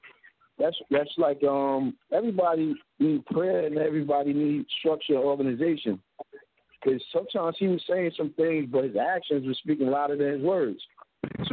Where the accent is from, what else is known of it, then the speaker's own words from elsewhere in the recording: Jersey City, New Jersey, United States; I grew up in Jersey City.